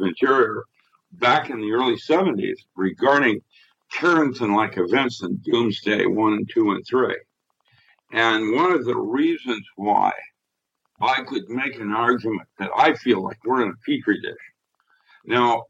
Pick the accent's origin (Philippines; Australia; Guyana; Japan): Philippines; when I was growing up in the Philippines, I had Latin in second grade